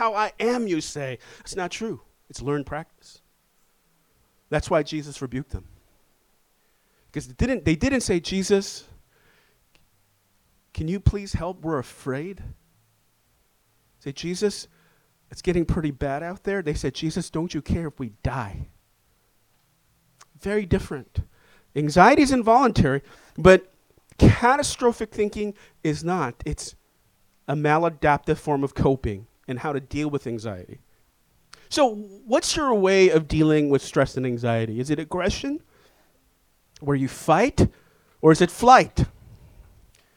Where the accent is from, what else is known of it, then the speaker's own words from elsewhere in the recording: New York City, New York, United States; I'm from Inwood.